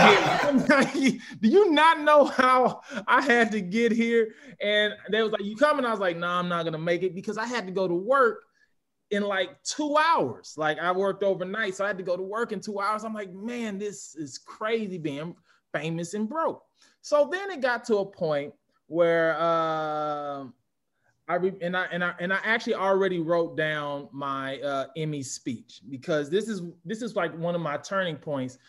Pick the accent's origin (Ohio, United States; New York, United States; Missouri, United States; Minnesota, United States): Missouri, United States; St. Louis; born or raised there; moved away